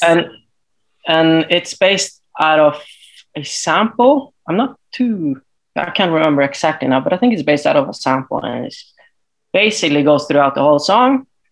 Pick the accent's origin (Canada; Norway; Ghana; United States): Norway; Tromsø, Troms; I'm actually from way north in Norway. So uh, it's a town called uh, Tromsø